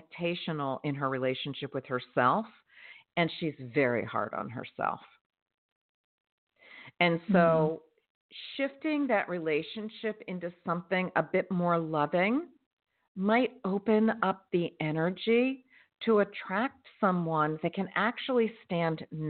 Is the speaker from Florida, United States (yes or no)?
yes; Florida, United States; my home state, which is Florida